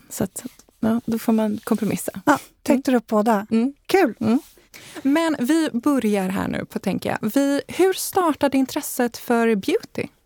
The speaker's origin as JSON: {"language": "Swedish", "town": "Leksand", "region": "Dalarna County", "country": "Sweden", "tie": "born or raised there", "said": "Eh, ja, men jag är uppvuxen i Dalarna och i Leksand och älskar att vara på landet."}